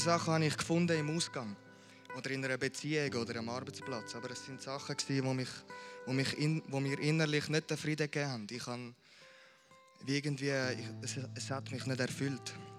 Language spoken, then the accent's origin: German; Amriswil, Thurgau, Switzerland; Ich bin hier aufgewachsen in Amriswil in einer super Family.